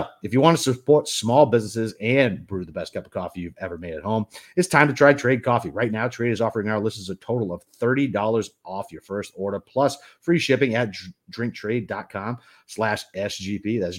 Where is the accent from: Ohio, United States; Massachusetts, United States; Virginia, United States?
Massachusetts, United States; Boston; Listen, I'm from Boston. I'm typically a Dunkin' guy